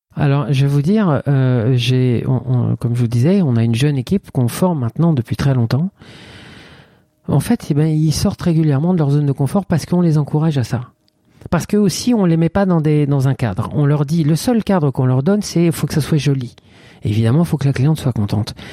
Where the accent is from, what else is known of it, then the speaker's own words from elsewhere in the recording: Reims, Grand Est, France; moved away as an adult; also born or lived in Paris; j'étais confortablement installé dans un poste de coiffeur en province, à Reims, qui est ma région d'origine